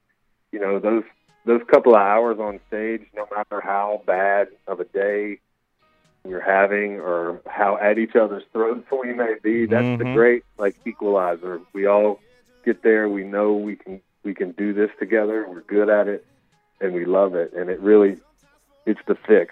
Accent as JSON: {"language": "English", "region": "Virginia", "country": "United States", "tie": "born or raised there", "said": "I grew up in Virginia"}